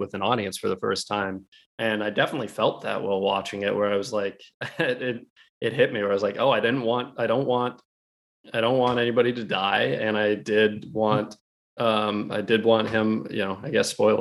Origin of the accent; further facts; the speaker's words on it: Alaska, United States; we grew up in Alaska